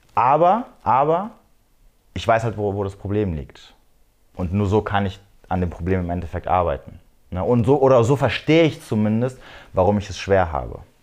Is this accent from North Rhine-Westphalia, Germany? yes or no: no; near Frankfurt am Main, Hesse, Germany; ich komme aus, äh, aus der Nähe vom schönen äh, Frankfurt am Main.